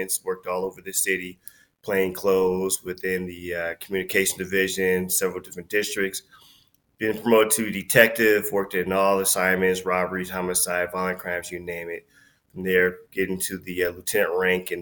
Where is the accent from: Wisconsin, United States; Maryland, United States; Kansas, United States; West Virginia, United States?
Wisconsin, United States; Milwaukee; I'm born and raised in Milwaukee, lived there all my life